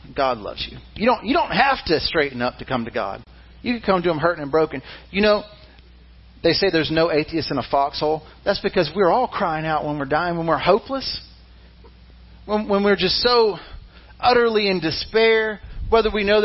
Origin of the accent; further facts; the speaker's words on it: Mississippi, United States; I was born in Mississippi